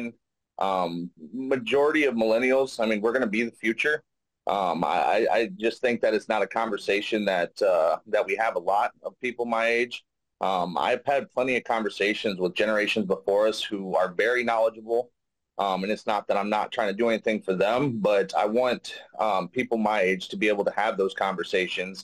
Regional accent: Davenport, Iowa, United States; also born or lived in Jacksonville, North Carolina; we came back to Davenport, Iowa. I've been raised here ever since.

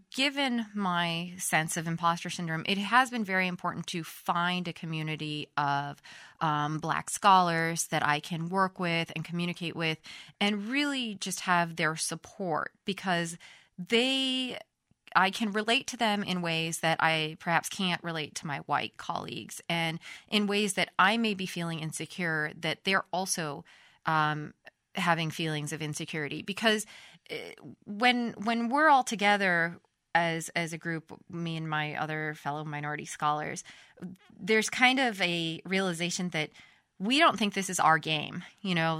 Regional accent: United States; moved away as an adult; also born or lived in Sweden; in Europe, I am an American

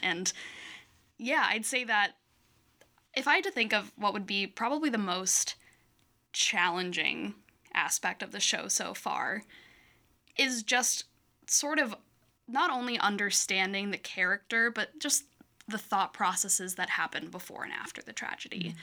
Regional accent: Michigan, United States; moved away as an adult; also born or lived in Iowa; now in Quad Cities, United States; I'm originally from Michigan. I just moved to, um, Iowa three years ago in the Quad Cities six months ago or so

